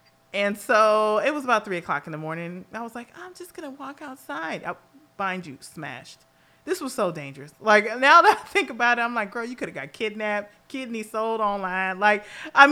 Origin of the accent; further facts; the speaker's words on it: Los Angeles, California, United States; I will always be a girl from Los Angeles, California